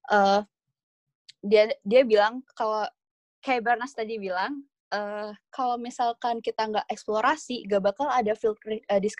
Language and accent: Indonesian; Indonesia; Kalau gue sih uh, nambahinnya dari sini Indonesia sendiri, gue dari Indonesia sendiri ini kan